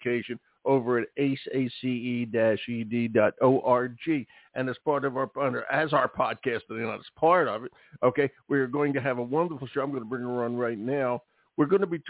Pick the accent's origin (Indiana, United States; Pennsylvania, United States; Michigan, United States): Pennsylvania, United States; Philadelphia; I'm from Philadelphia